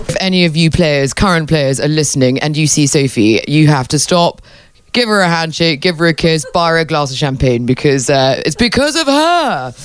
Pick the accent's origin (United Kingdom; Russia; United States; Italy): United Kingdom; England; being English